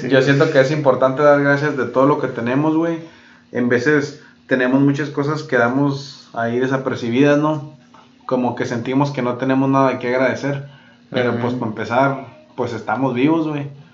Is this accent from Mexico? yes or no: yes; Mexico; nosotros que somos pues mexicanos